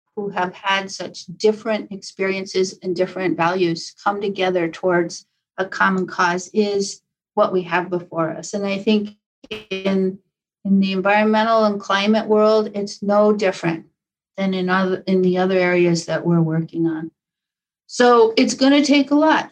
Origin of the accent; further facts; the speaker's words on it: Taos, New Mexico, United States; moved away; born and raised in Taos, New Mexico.